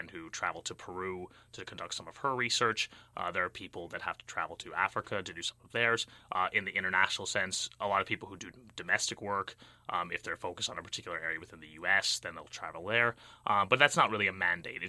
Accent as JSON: {"language": "English", "country": "United Kingdom", "tie": "born or raised there", "also_born_or_lived": "Bay Area, California, United States / London", "moved": "as an adult", "lives_now": "Berkeley, United States", "said": "So I spent the majority of my youth in the United Kingdom"}